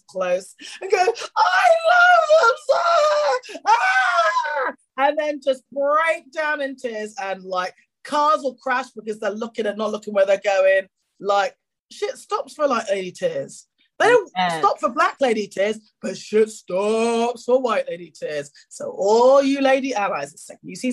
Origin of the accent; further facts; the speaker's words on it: England, United Kingdom; accent: English; I've got English accent privilege